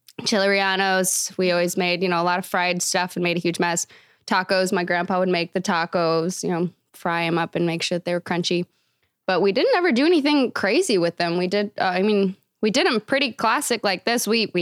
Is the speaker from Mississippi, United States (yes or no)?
no; Belton, Missouri, United States; Yes, I grew up in Belton Raymore area, which is kind of out in the boonies a little bit. Far enough removed that we had land. I was homeschooled.